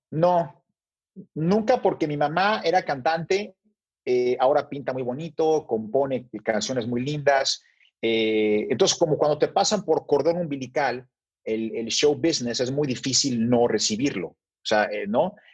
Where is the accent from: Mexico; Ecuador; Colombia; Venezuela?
Mexico; nací en México y fui criado en México, luego viví unos meses en Brasil con mi mamá